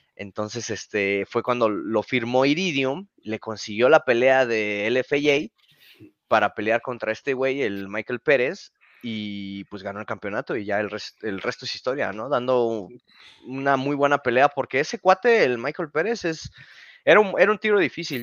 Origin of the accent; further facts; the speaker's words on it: Mexico; como mexicano.